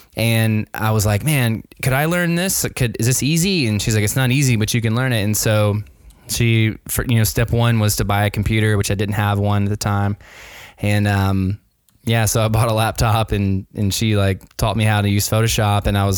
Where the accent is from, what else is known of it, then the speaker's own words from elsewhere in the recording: Nashville, Tennessee, United States; Yeah, so I am physically at my house right now in Nashville, Tennessee. Born and raised in Nashville, Tennessee.